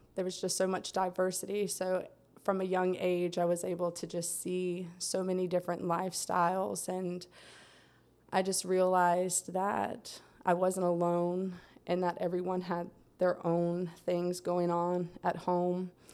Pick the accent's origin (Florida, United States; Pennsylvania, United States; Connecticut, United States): Florida, United States; Lake Wales; I'm from Central Florida. I was born in Lake Wales